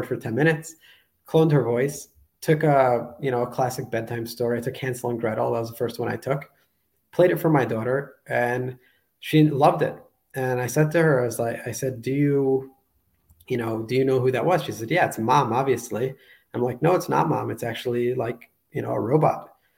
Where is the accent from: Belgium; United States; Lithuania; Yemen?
United States; New York; moved away as an adult; also born or lived in Israel; now in Budapest, Hungary; I was born and raised in New York, moved later in my life to Israel